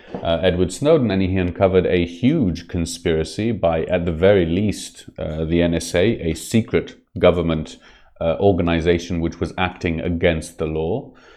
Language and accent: English; Israel; I was brought up on the Second World War and specifically the uh, Holocaust uh, tales from a very young age. It's something that's very, very, very present in the uh, Israeli society